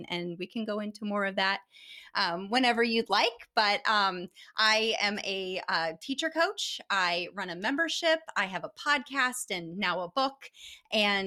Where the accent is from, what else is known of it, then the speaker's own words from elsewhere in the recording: Florida, United States; now in Indiana, United States; I was born in Florida